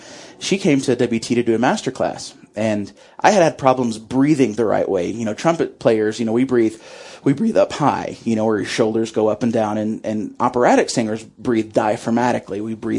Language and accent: English; Sundown, Texas, United States; I grew up in Sundown, Texas, actually, which is about 45 miles southwest of Lubbock, so more West Texas than Panhandle, and it's a very small town, population's around 1,000.